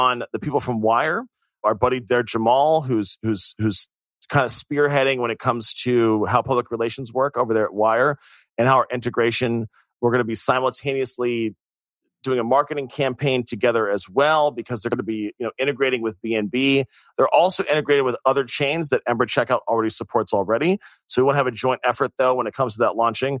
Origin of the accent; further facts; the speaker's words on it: United States; I'm American